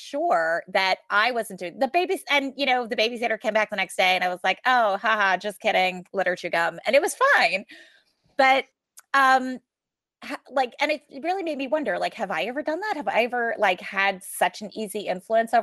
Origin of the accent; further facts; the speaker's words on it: New York, United States; I'm from New York